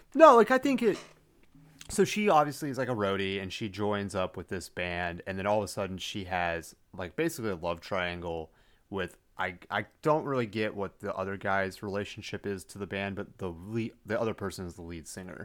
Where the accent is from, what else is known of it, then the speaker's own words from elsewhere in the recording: Plano, Texas, United States; I went through, like, half the public school system